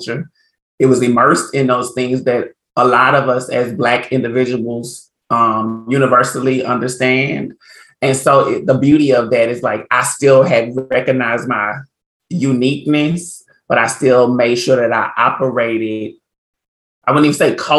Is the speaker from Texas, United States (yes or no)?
yes; Port Arthur, Texas, United States; also born or lived in New Orleans, Louisiana; now in Los Angeles, United States; I grew up in Port Arthur, Texas, by way of New Orleans, Louisiana.